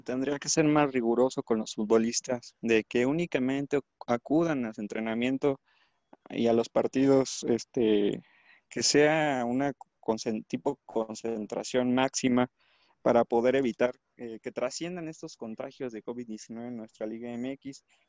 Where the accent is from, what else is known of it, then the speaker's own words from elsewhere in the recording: Mexico; nuestro país